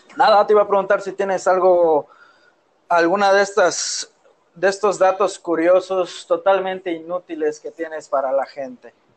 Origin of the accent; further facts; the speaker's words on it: Mérida, Yucatán, Mexico; Yo soy yucateco